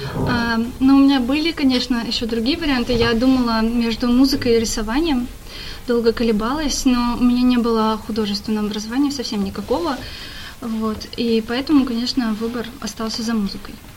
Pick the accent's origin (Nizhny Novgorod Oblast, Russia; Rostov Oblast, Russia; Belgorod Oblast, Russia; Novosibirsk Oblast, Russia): Nizhny Novgorod Oblast, Russia; Nizhny Novgorod; now in Saint Petersburg, Russia; родилась я не совсем в Нижнем Новгороде, а я родилась в селе рядом с ним, в небольшом таком поселке, но большую часть жизни я жила в Нижнем Новгороде.